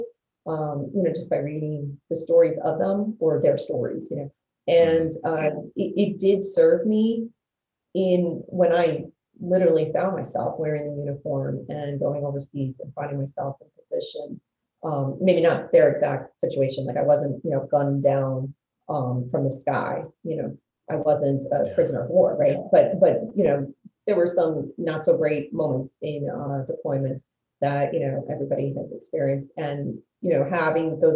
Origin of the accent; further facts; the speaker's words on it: New Jersey, United States; growing up in the North Jersey area